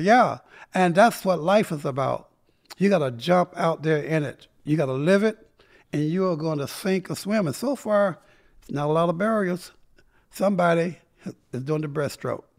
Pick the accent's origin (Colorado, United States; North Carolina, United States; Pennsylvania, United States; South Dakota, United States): North Carolina, United States; Tarboro; also born or lived in Greensboro, North Carolina; I grew up in Tarboro, North Carolina